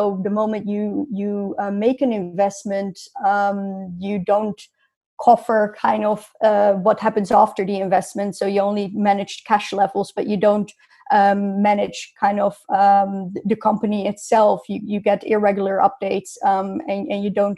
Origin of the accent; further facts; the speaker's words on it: north of Amsterdam, North Holland, Netherlands; moved away as an adult; also born or lived in Rotterdam / London; I grew up in the Netherlands, north of Amsterdam, 30 kilometers north of Amsterdam